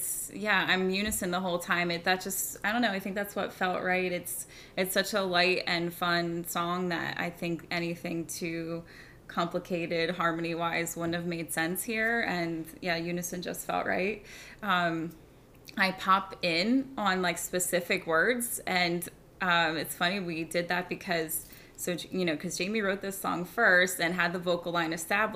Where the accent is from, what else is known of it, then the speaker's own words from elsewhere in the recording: Pennsylvania, United States; moved away; I'm from Pennsylvania